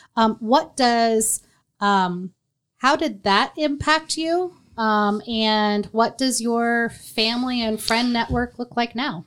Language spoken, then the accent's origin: English; Marion, United States; also born or lived in North Carolina; I shared growing up in Marion